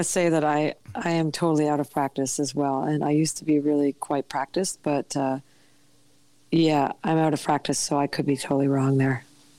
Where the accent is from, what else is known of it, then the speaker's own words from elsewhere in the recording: Pender Island, British Columbia, Canada; I had been walking along the road in my hometown of Pender Island